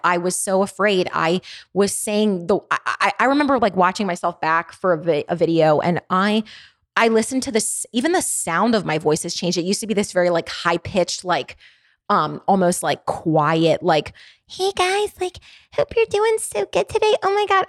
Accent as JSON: {"language": "English", "town": "Baltimore", "region": "Maryland", "country": "United States", "accent": "Baltimore", "said": "I have a pretty intense Baltimore dialect."}